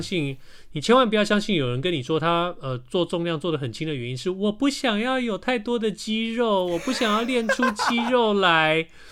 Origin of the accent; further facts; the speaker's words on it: Taiwan; 我们台湾人